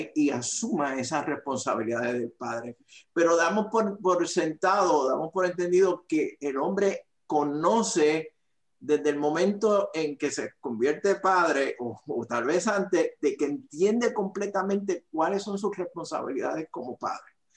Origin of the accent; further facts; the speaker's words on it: Aguadilla, Puerto Rico; moved away; soy de Puerto Rico, de la isla del encanto, eh, del área noroeste de Puerto Rico, de la ciudad llamada el Jardín del Atlántico, eh, de Aguadilla, Puerto Rico